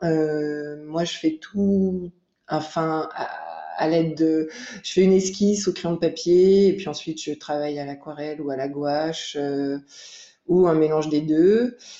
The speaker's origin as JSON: {"language": "French", "area": "Jura", "region": "Bourgogne-Franche-Comté", "country": "France", "tie": "born or raised there", "said": "j'ai grandi dans le Jura, dans un village"}